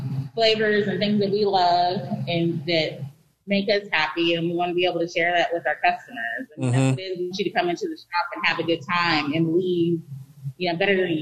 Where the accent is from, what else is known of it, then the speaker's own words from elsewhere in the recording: Sacramento, California, United States; Actually, I'm from South Sac. I grew up in Meadowview.